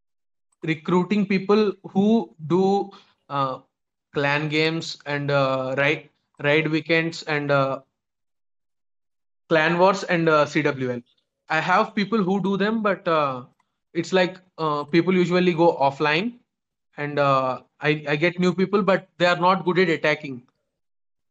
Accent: India; I'm actually from India

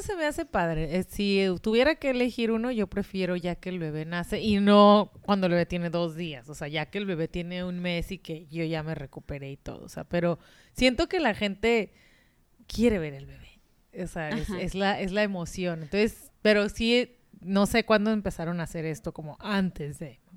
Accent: Mexico; de México

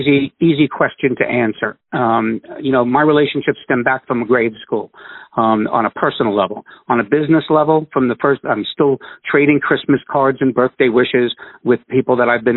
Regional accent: New York, United States; I'm from New York

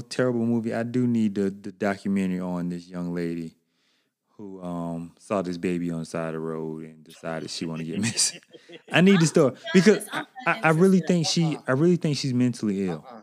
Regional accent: South Carolina, United States; I'm from South Carolina, born and raised.

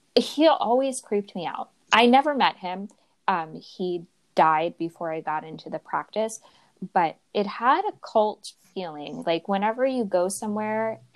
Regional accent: New York City, New York, United States; moved away; I'm from New York City originally

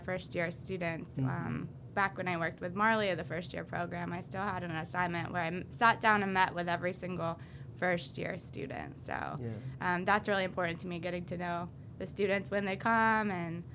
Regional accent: DuBois, Pennsylvania, United States; come back right here to DuBois, to my hometown

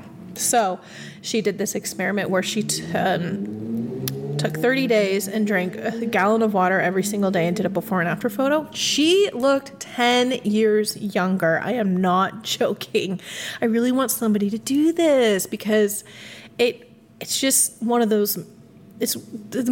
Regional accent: Midwest, United States; I'm from the Midwest

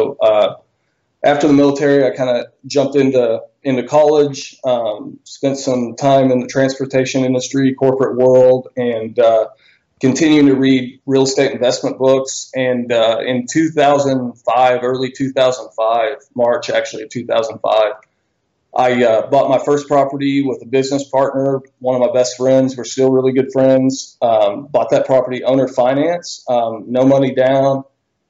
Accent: Bentonville, Arkansas, United States; I'm from Bentonville, Arkansas. I was born and raised here originally.

